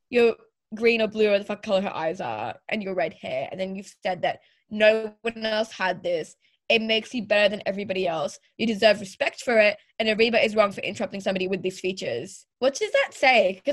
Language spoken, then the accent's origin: English; Pakistan; now in Australia; I'm also Pakistani. And this is the first time I've ever really seen a Pakistani Australian person on TV.